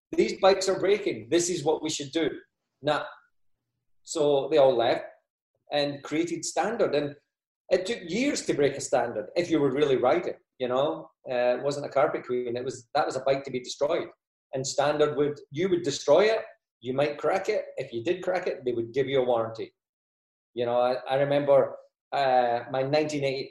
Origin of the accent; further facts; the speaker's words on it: Scotland, United Kingdom; moved away as an adult; also born or lived in Australia; now in United States; 1995, I emigrated to Australia from Scotland